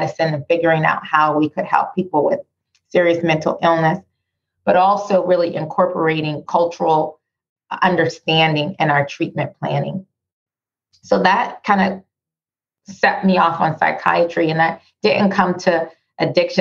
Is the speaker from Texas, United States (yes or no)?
no; Pittsburgh, Pennsylvania, United States; moved away; I lived in this country all of my life, born and raised in Pittsburgh